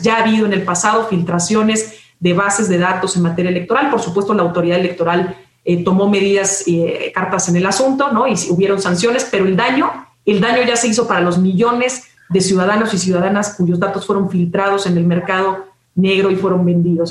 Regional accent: Mexico; como mexicanos, mexicanas

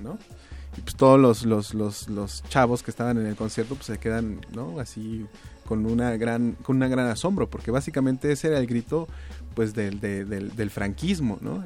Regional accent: Mexico; nos asumimos como mexicanos

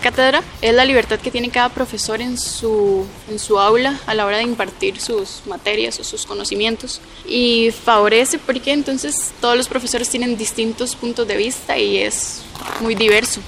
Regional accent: San José, Costa Rica; soy de Costa Rica, de San José

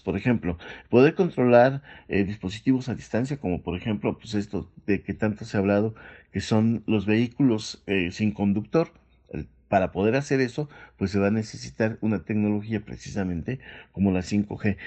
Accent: Mexico; nosotros como mexicanos

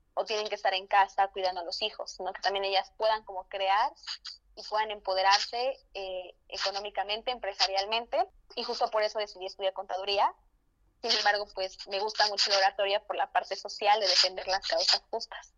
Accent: Santiago Matatlán, Oaxaca, Mexico; first language Zapotec; Spanish is a second language; now in Mexico City, Mexico

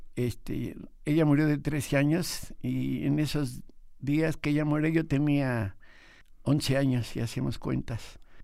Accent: Mexico City, Mexico; Aquí llegué en 1948

